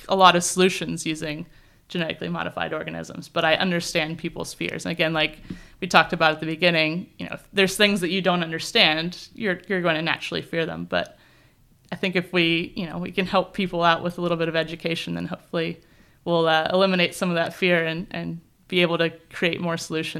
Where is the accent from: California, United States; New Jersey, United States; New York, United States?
California, United States; born there; I was born in California.